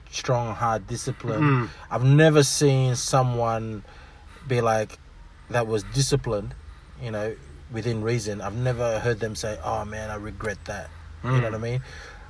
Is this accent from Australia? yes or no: yes; Australia; first language Fijian; English is a second language; I was born here. My Fijian, I can't really speak fluent Fijian. I understand it, but it's interesting that I couldn't speak English until I was like 4 years old, 5 years old.